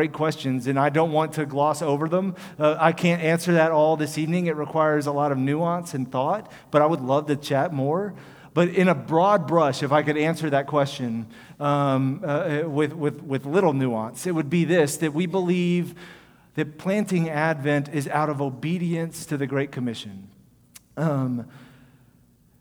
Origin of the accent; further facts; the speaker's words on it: Houston, Texas, United States; I'm from Houston, and when I was in high school, there was an area of River Oaks